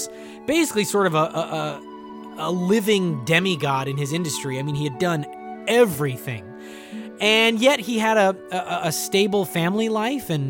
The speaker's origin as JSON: {"language": "English", "town": "Bellingham", "region": "Washington", "country": "United States", "tie": "born or raised there", "said": "my hometown of Bellingham, Washington"}